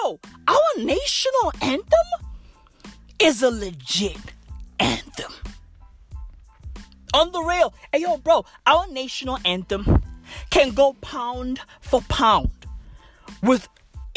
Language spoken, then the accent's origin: English; South Africa; I am South African